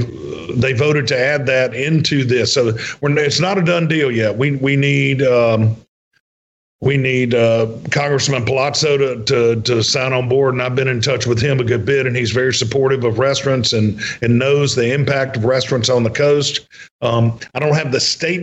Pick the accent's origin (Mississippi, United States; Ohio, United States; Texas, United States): Mississippi, United States; I was from Mississippi and knew Senator Wicker